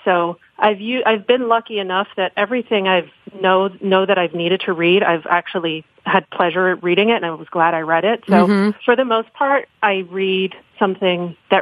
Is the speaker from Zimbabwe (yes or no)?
no; New York City, New York, United States; moved away as an adult; now in Miami, United States; I grew up in New York City